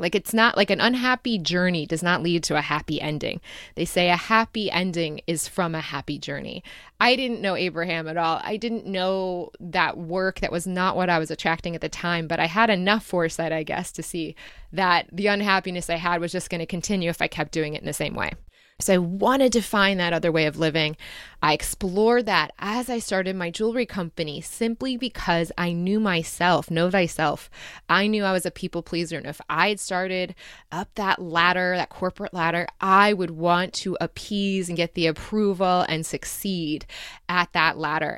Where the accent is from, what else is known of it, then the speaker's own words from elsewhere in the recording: Michigan, United States; also born or lived in Dayton, Ohio / Chicago / Ann Arbor, Michigan; I moved when I was about seven and a half or eight years old, I moved to Michigan and I grew up there